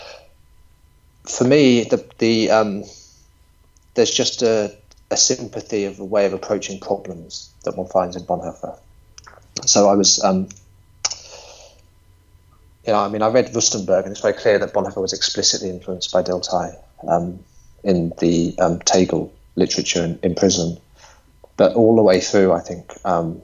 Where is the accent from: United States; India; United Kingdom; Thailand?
United Kingdom; England; being English